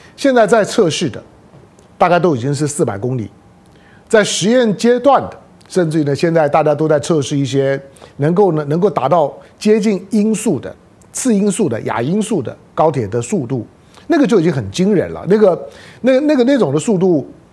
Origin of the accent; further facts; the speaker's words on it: Taiwan; 那做身为的台湾人，我也是在台湾土生土长的台湾人